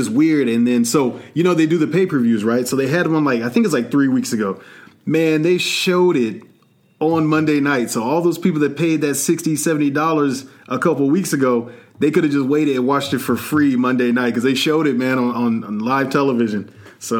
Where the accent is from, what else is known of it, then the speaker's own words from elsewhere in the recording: Nebraska, United States; also born or lived in Las Vegas, Nevada / Germany; now in Florida, United States; I'm originally from Nebraska